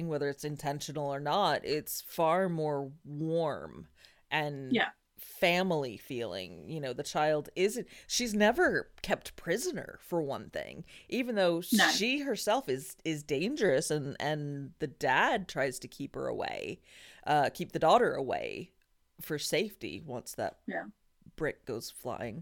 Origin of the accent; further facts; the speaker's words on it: New Mexico, United States; I'm from New Mexico.